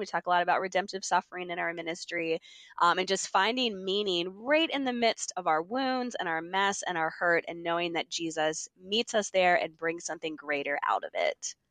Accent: Mechanicsburg, Pennsylvania, United States; moved away as an adult; also born or lived in Philadelphia, United States; now in Maryland, United States; I'm from Mechanicsburg, Pennsylvania, grew up there

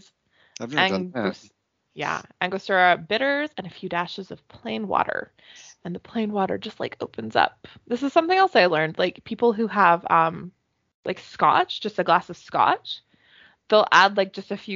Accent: Canada; accent: hick

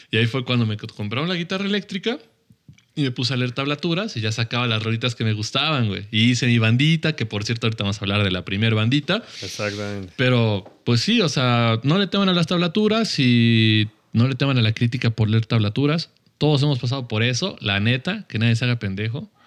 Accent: Fresnillo, Zacatecas, Mexico; Yo, soy de, yo soy de Zacatecas

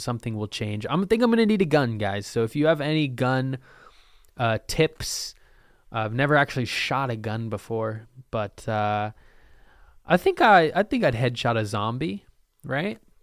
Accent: Lake Oswego, Oregon, United States; I'm from Lake Oswego.

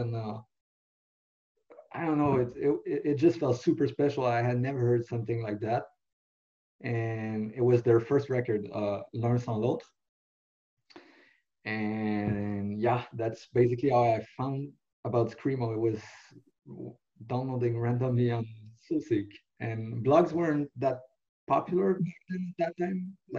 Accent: Montreal, Quebec, Canada; first language French; English is a second language; I'm from Montreal, originally, not exactly in the city, but like across the bridge.

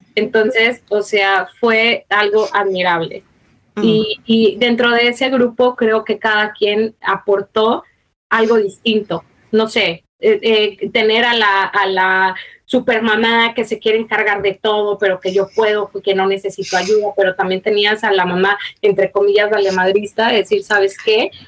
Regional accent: Mexico; moved away; also born or lived in United States; yo soy mexicana. Nací en eh, Estado, pero me crié en México.

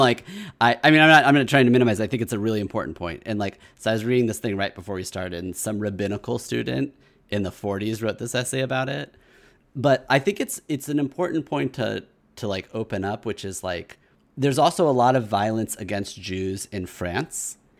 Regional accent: Kansas City, United States; moved away; I'm from Kansas City where there was a white supremacist shooting at my, the Hebrew Day school that I went

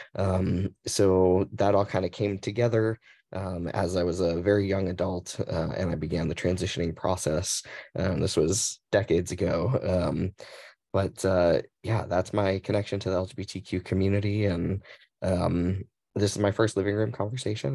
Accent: Mesa, Arizona, United States; also born or lived in Phoenix, Arizona; I was born and raised in, uh, Mesa, Arizona

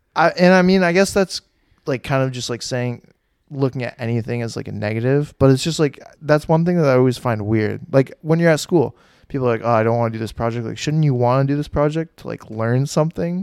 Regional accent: Westford, United States; also born or lived in Essex; I grew up in Westford and then we moved to Essex

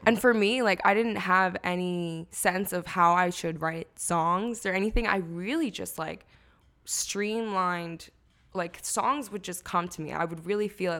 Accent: Lansdale, Pennsylvania, United States; also born or lived in Chicago; I grew up in Lansdale

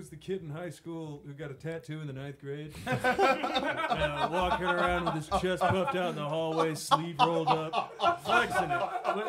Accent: Taylor, Michigan, United States; I'm from Taylor type shit, which is a Hollywood in and of itself.

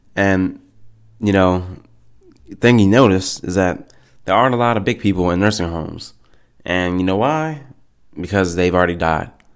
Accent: United States; I'm an American. I'm an American

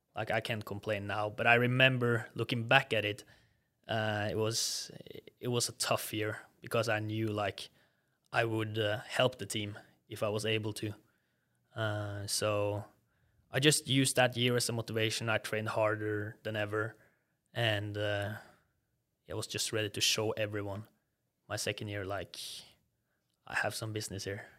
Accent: Norway; accent: Norwegian; English is a second language; moved away as an adult; also born or lived in Southern United States; I still have a pretty strong Norwegian accent

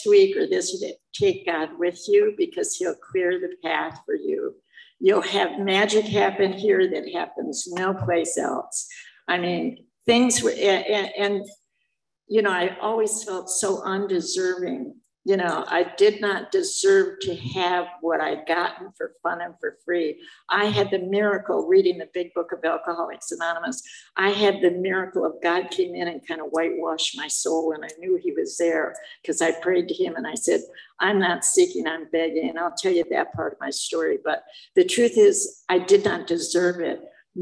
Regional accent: Michigan, United States; also born or lived in Detroit, Michigan; I'm from Michigan, like I said, so I lived all over the state of Michigan

